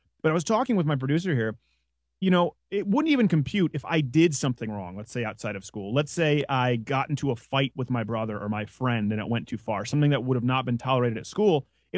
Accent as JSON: {"language": "English", "region": "Quebec", "country": "Canada", "lives_now": "United States", "said": "as a Canadian who lives, a dual citizen who lives in the States now, the Canadian thing with the guns is so silly."}